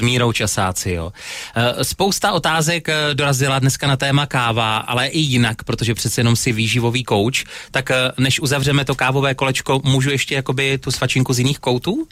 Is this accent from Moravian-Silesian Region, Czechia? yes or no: yes; Opava, Moravian-Silesian Region, Czechia; u nás v Opavě